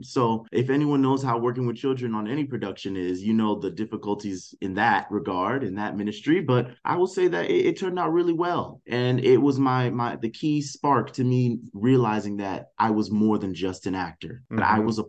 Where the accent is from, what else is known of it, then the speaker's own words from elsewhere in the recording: Fort Lauderdale, Florida, United States; also born or lived in Durham / Los Angeles; Originally, I'm from Fort Lauderdale, Florida, by way of Durham, North Carolina, by way of Los Angeles.